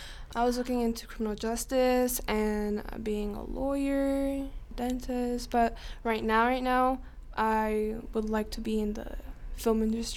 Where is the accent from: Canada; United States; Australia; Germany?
United States; Gillette, Wyoming; now in Rock Springs, United States; I was born in Gillette, Wyoming. I'm 18.